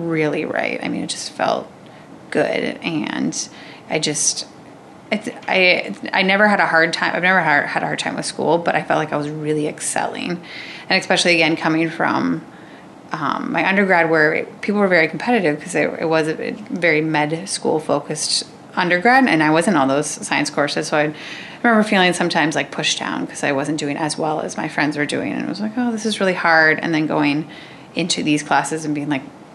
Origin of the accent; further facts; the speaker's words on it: Waverly, Iowa, United States; I'm from Waverly